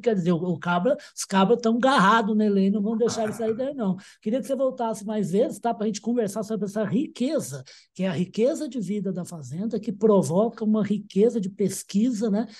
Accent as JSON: {"language": "Portuguese", "town": "Uberaba", "region": "Minas Gerais", "country": "Brazil", "said": "eu sou de Uberaba"}